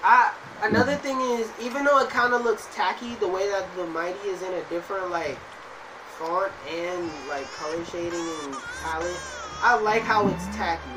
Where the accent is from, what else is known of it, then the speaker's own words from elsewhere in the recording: New York City, New York, United States; I'm from Brooklyn